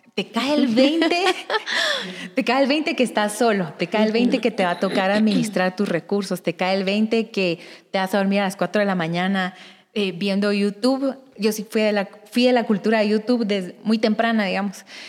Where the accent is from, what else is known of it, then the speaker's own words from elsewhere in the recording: Guatemala; moved away as an adult; also born or lived in Guatemala City; soy del interior de Guatemala y esa es la razón por la que salí de mi casa